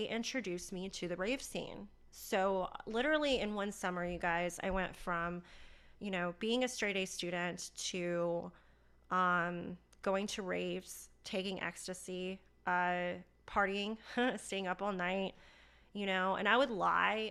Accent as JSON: {"language": "English", "town": "Charlotte", "region": "North Carolina", "country": "United States", "tie": "born or raised there", "said": "I was born and raised in Charlotte, North Carolina"}